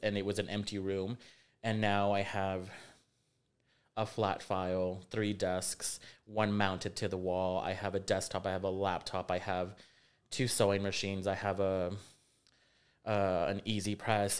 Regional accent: Rio Grande Valley, Texas, United States; moved away as an adult; also born or lived in Jackson, Mississippi; now in San Antonio, United States; was raised in uh, the Rio Grande Valley, um, born in Jackson, Mississippi

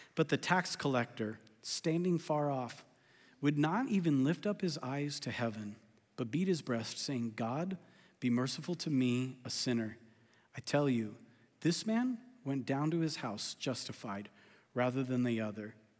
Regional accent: California, United States; I'm from California

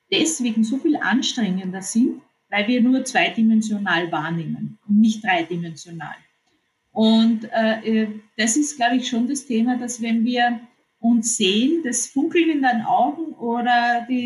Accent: Austria; weil es so viele neue Themen gibt, die uns betreffen als, als, als Österreicher.

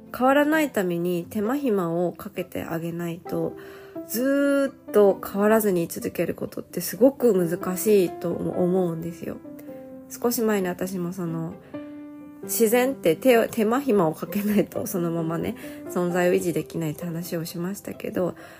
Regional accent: Nagoya, Aichi, Japan; 私の地元、地元ってか、名古屋にもね

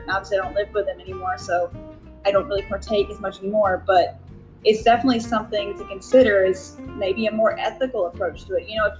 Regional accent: the South, United States; I'm from the South, I'm not up there in the North with you guys and your Yankee selves, but so I'm down here in the South, and that's kind of a way of life down here. And I mean, my family, we're from a very rural area

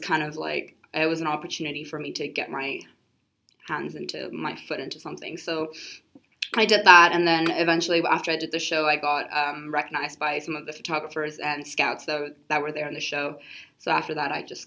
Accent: Hong Kong; I am a fully Nepalese, but I was born and raised in Hong Kong

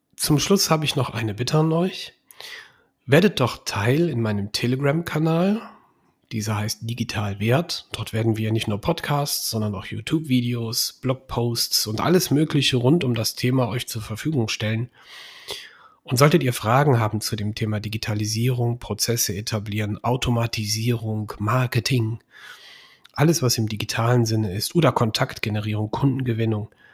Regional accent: Bergisch Gladbach, North Rhine-Westphalia, Germany; now in Engelskirchen, Germany; Ich komme aus Bergisch Gladbach, bin in Bergisch Gladbach geboren und ich liebe diese Stadt.

